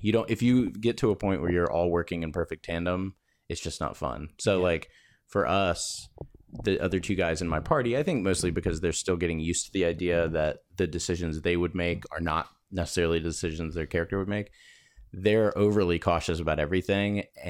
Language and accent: English; Florida, United States; I grew up in Florida.